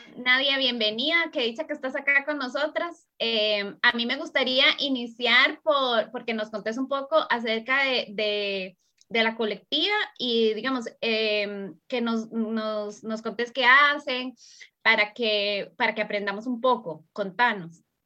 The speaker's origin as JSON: {"language": "Spanish", "country": "Costa Rica", "said": "Anita y yo somos de Costa Rica"}